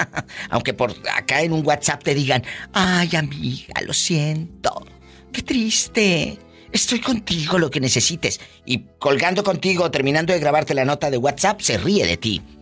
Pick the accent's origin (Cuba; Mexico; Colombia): Mexico; Veracruz; Soy, soy de Veracruz, Diva.